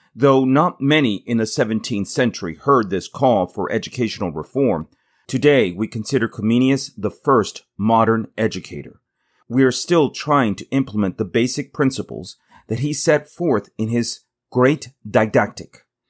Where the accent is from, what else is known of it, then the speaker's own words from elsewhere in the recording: United States; also born or lived in Tennessee; I am an American public school teacher